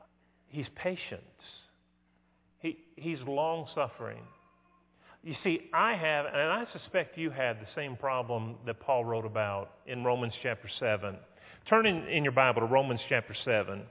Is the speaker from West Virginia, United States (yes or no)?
yes; West Virginia, United States; I grew up in West Virginia